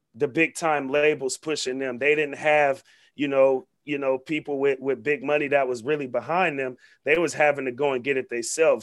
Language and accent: English; Vallejo, California, United States; my partner Zay, who I grew up with in North Vallejo since we was six, seven years old